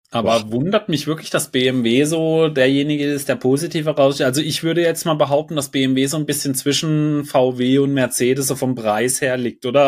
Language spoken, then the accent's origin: German; Germany; bei uns in Deutschland